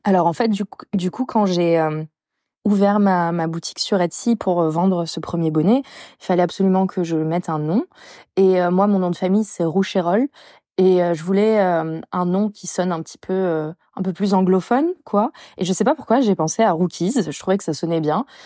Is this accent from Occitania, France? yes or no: no; Bordeaux, Nouvelle-Aquitaine, France; je suis bordelaise